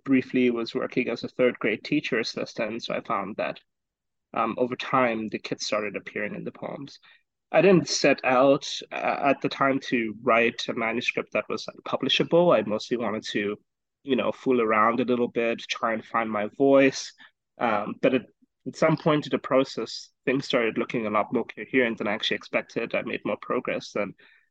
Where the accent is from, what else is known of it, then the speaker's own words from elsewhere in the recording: Botswana; now in United States; I'm originally from Botswana